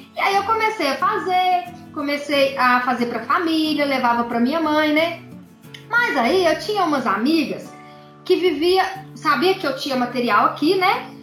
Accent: Pará de Minas, Minas Gerais, Brazil; Pará de Minas, Minas Gerais, do ladinho de Belo Horizonte

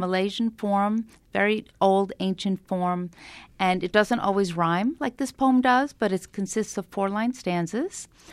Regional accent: Long Island, New York, United States; also born or lived in Brooklyn, New York; we moved at that point from Brooklyn to Long Island

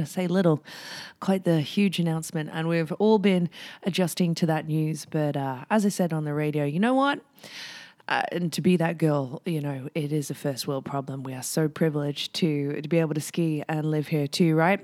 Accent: England, United Kingdom; now in Whistler, Canada; when I was growing up in England

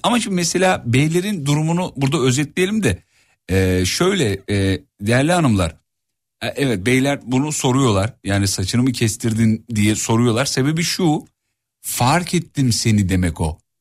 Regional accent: Erzurum, Turkey; Ben de bir doğulu olarak mesela Erzurumluyum ben

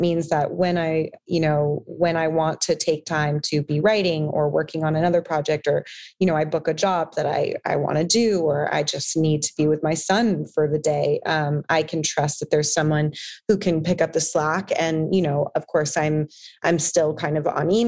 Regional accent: San Diego, California, United States; also born or lived in Los Angeles; I grew up in San Diego on a beach

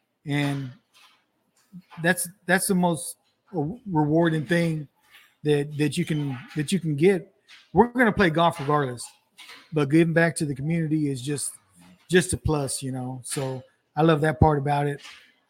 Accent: Irving, Texas, United States; I'm from Irving, Texas. I guess you can see that I'm the youngest one here.

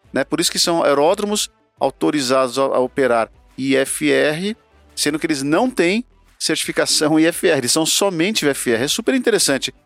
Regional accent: Sorocaba, São Paulo, Brazil; Sorocaba, Gujão, lá na minha terra

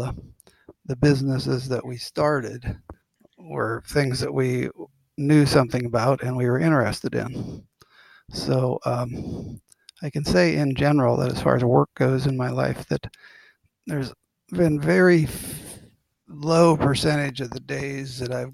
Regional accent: Ohio, United States; I'm from a little town in Ohio, about 8,000 people

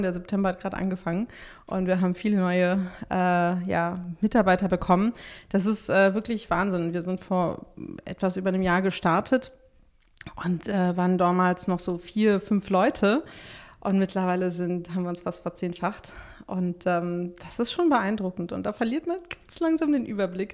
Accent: Berlin, Germany; bin ich Berlinerin

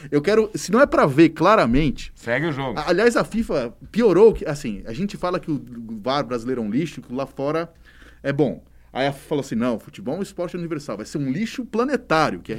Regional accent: São Paulo, Brazil; eu sou nascido e criado em São Paulo.

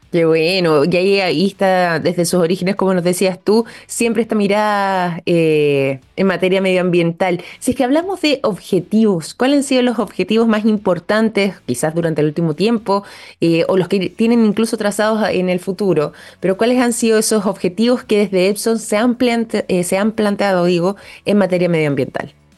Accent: Chile; nosotros como chilenos

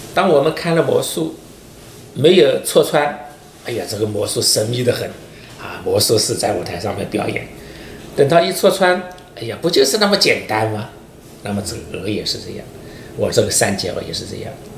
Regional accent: Wuxi, Jiangsu, China; 我的祖籍是浙江绍兴人，但是我身在无锡，长在无锡。

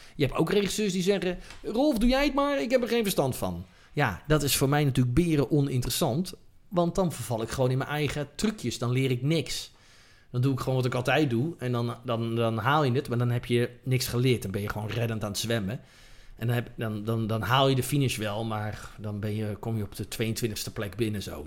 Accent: Netherlands; als Nederlanders

